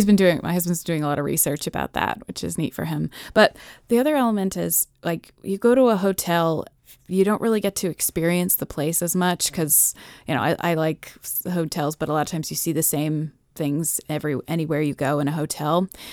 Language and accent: English; Massachusetts, United States; also born or lived in New York City / Maryland; I was born in New York City. We lived on a Governor's Island, the base. We lived there till I was about 4 years old. And then we moved to Maryland. We lived in Chevy Chase for another 3 years. And then we moved to Massachusetts.